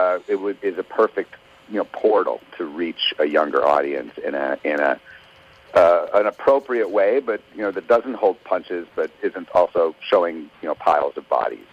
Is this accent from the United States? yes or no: yes; Thousand Oaks, California, United States; We're from Thousand Oaks, California. We had one in our neighborhood